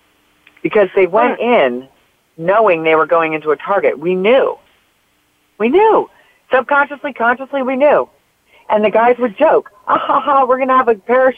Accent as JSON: {"language": "English", "area": "North Jersey coast", "region": "New Jersey", "country": "United States", "tie": "born or raised there", "also_born_or_lived": "New York City", "said": "we moved to New Jersey from New York, where it's back to the area I grew up in on the North Jersey coast"}